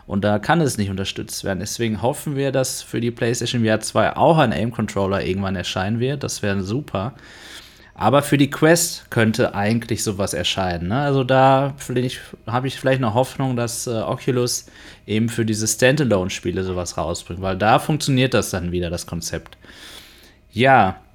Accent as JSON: {"language": "German", "town": "Dortmund", "region": "North Rhine-Westphalia", "country": "Germany", "said": "bin ja aus Dortmund."}